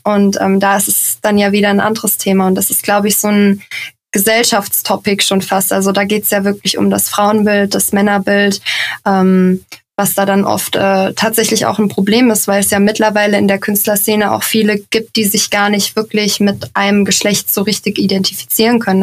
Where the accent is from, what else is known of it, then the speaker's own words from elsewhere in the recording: Giessen, Hesse, Germany; now in Hamburg, Germany; Ich komme äh, ursprünglich aus Gießen. Das ist in der Nähe von Frankfurt.